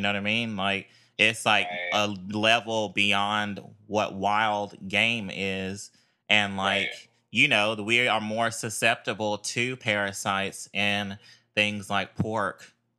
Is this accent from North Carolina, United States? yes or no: yes; Durham, North Carolina, United States; You know, I'm from North Carolina out here around Durham area.